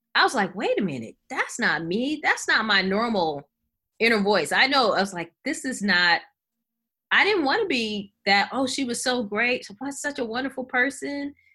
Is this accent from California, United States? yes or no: yes; Los Angeles, California, United States; moved away; I'm from Los Angeles originally.